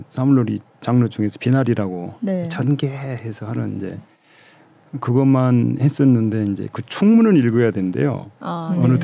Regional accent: Jindo, South Jeolla, South Korea; moved away; 어렸을 때 제 고향이 이제 전라남도 진도인데

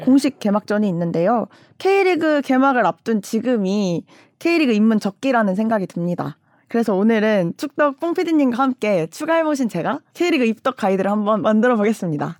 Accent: North Jeolla, South Korea; 제 고향이 전라북도인데

